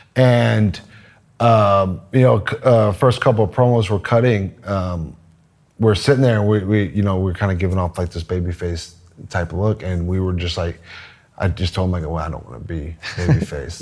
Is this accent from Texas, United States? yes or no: yes; Texas, United States; I'm from Texas